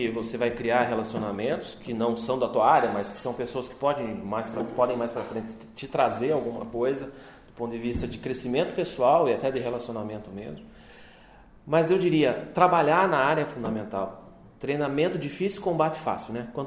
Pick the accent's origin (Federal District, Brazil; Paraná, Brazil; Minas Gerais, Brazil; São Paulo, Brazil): Paraná, Brazil; Jaguariaíva; also born or lived in Arapoti, Paraná / Curitiba, Paraná; De lá eu mudei para uma outra cidadezinha vizinha, 20 quilômetros, chamada Jaguariaíva